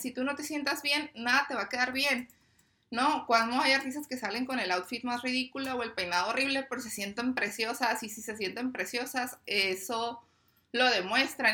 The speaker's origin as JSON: {"language": "Spanish", "town": "Tijuana", "region": "Baja California", "country": "Mexico", "said": "yo soy de aquí de Tijuana"}